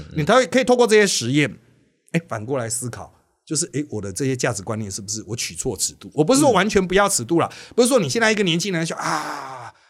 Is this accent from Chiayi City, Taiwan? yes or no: no; Miaoli, Miaoli County, Taiwan; 我是来自苗栗市啦，一开始是真的纯客家原乡